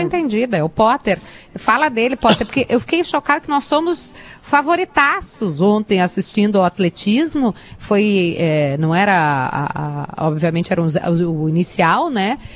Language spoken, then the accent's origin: Portuguese; Sombrio, Santa Catarina, Brazil; Na minha terra, o sombrio, meu avô é campeão é, de bocha